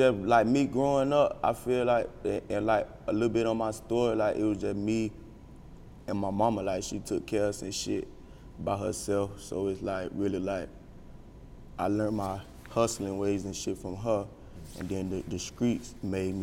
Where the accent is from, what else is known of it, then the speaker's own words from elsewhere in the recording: Florida, United States; I'm from Florida.